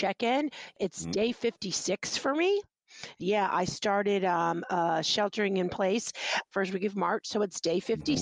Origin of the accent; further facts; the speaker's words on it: Texas, United States; now in New York City, United States; I'm from Texas. You know, I was born in Texas.